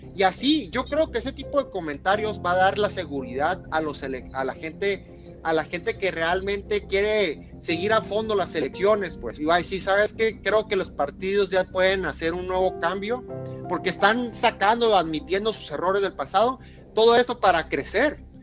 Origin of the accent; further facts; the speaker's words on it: Mexico; nosotros como mexicanos